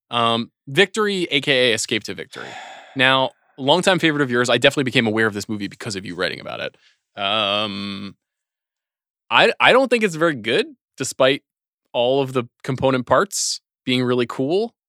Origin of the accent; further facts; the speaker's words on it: New York, United States; Growing up in New York